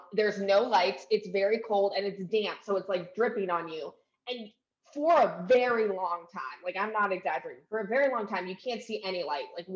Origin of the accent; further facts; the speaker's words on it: Washington, United States; we grew up in Washington